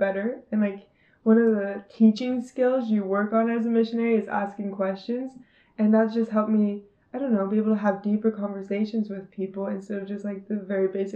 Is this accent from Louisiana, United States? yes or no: no; West Jordan, Utah, United States; I'm from West Jordan, Utah